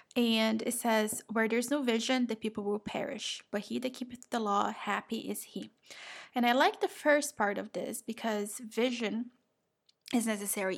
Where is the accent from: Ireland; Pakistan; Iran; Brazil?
Brazil; moved away; I am from Brazil.